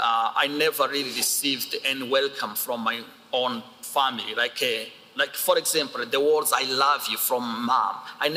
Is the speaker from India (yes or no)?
no; Rwanda; I was born in Rwanda.